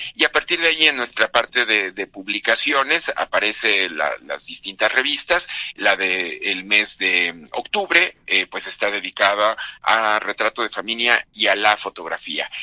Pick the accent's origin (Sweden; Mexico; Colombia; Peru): Mexico; nuestra, pues digamos, identidad mexicana, entendernos como mexicanos